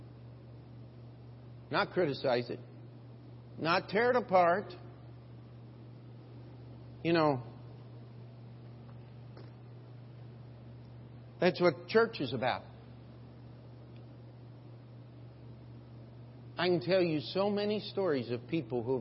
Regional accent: United States; I have as an American

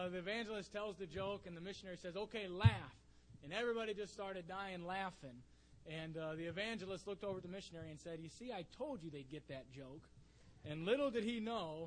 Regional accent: Mansfield, Ohio, United States; I grew up in Mansfield, Ohio

